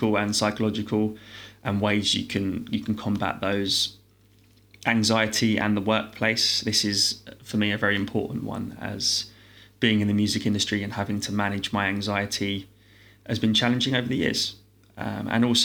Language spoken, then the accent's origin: English; London, United Kingdom; I'm born and raised in London